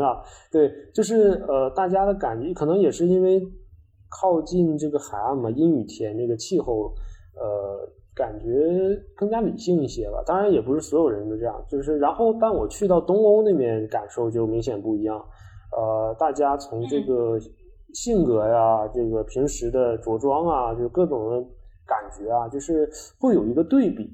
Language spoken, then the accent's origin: Chinese; China; 有三名是我们中国人